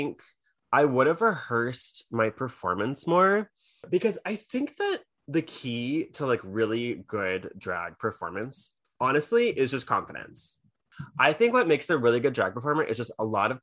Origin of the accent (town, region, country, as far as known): United States; also born or lived in New York City